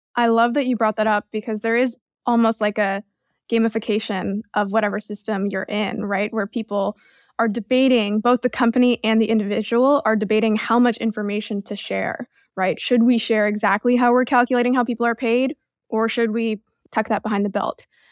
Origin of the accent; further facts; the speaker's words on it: Canada; now in United States; I'm Canadian